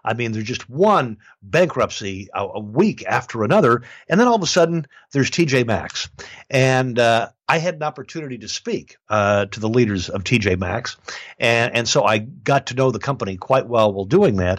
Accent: Midwest, United States; as a kid growing up in the Midwest

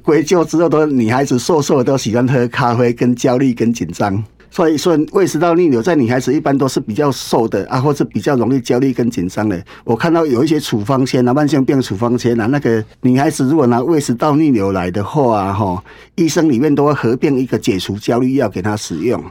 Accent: Taiwan; 我们台湾人

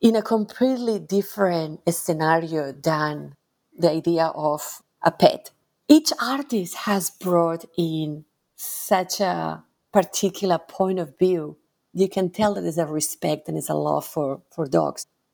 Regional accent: Barcelona, Catalonia, Spain; moved away as an adult; now in Melbourne, Australia; I grew up in Barcelona

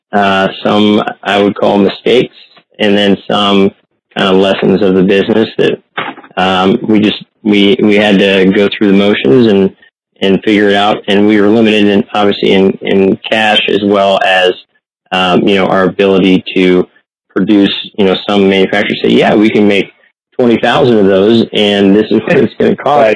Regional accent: Columbus, Ohio, United States; also born or lived in northern Ontario; I grew up in Columbus, Ohio, uh, but spent a lot of time in northern Ontario

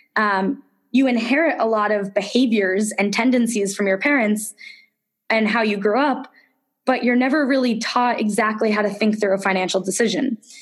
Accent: suburban Connecticut, United States; I grew up in suburban Connecticut, really close to the Massachusetts border.

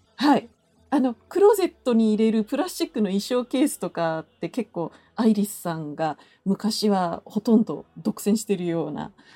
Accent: Kasai, Hyogo, Japan; born or raised there

